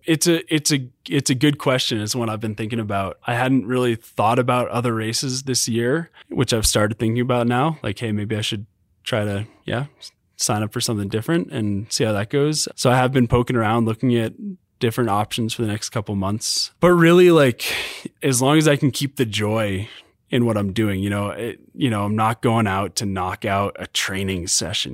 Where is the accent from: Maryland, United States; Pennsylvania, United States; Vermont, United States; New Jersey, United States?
Vermont, United States; now in Utah, United States; growing up in Vermont and then move, being in Utah